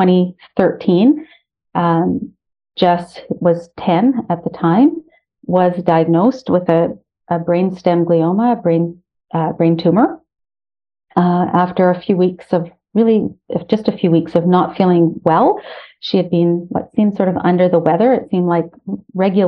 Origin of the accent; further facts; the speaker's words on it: Ottawa, Ontario, Canada; moved away as an adult; now in Toronto, Canada; I'm originally from Ottawa